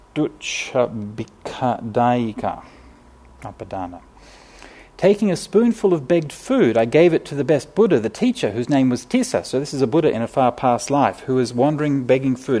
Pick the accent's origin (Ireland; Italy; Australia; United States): Australia; I'm a city kid, right? I mean, you know, I, I grew up in Australia, but, you know, in the city